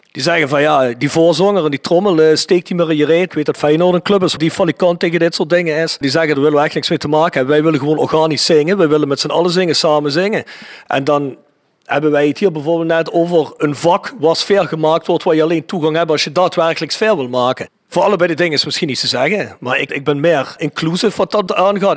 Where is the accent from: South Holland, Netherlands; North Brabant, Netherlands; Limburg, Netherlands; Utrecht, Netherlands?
Limburg, Netherlands; South; wij een kleinere woordenschat hebben hier in Zuid-Limburgs